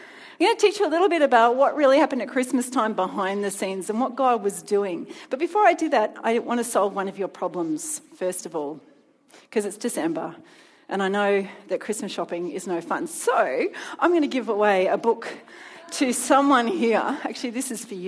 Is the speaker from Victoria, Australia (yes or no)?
yes; Melbourne, Victoria, Australia; moved away as an adult; now in Sydney, Australia; I come from Melbourne originally.